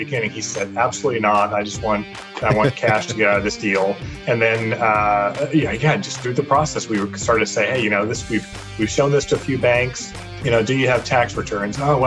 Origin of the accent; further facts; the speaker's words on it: San Jose, California, United States; also born or lived in Europe / Sacramento area; I was born and raised in San Jose, so I always lived in the Silicon Valley area